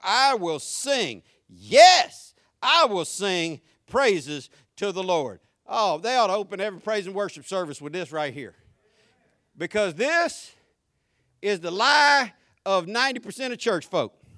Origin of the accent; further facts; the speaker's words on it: Jacksonville, Florida, United States; accent: deep country, southern; Jacksonville, Florida